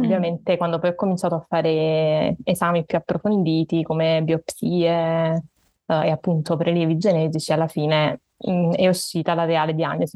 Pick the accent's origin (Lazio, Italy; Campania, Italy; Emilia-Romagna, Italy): Campania, Italy; Naples; ho 28 anni e sono di Napoli